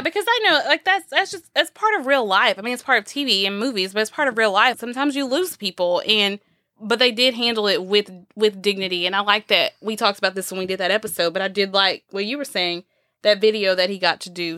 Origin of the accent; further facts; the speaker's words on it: Texas, United States; we're from the South. We're from Texas, from the Bible Belt.